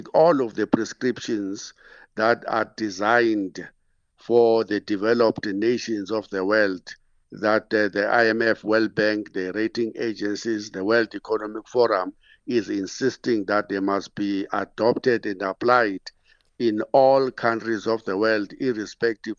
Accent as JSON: {"language": "English", "town": "Queenstown", "region": "Eastern Cape", "country": "South Africa", "tie": "born or raised there", "moved": "as an adult", "lives_now": "Johannesburg, South Africa", "said": "I come from those small towns. I am from Sada, it's a township of Queenstown, and it was under the former Bantu stand called the Siskai."}